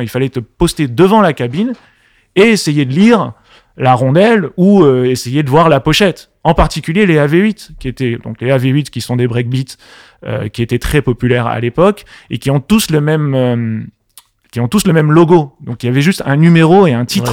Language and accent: French; Paris, Île-de-France, France; also born or lived in Marseille; À la base, je suis parisien. Je suis du Paris Paris 15e.